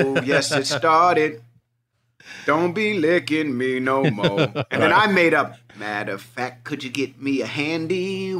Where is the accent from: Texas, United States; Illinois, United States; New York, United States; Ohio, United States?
New York, United States; New York City; you know, I grew up in Hell's Kitchen. Warriors, like, is New York City.